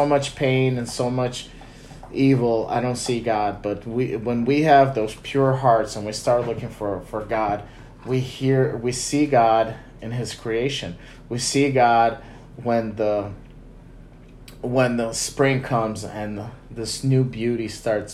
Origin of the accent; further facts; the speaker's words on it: Chicago, Illinois, United States; we're from Chicago, and I think our skyline is the best skyline in America